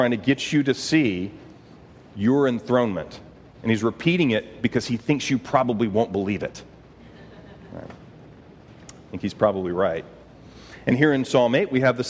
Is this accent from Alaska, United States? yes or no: no; Texas, United States; I'm from Texas, so we think that we're important